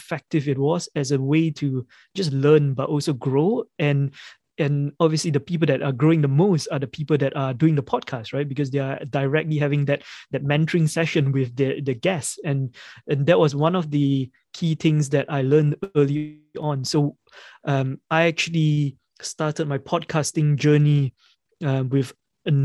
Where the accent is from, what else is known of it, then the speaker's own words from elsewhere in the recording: Malaysia; moved away as an adult; now in United Kingdom; I grew up in Malaysia and I came to the UK about 15, 16 years ago.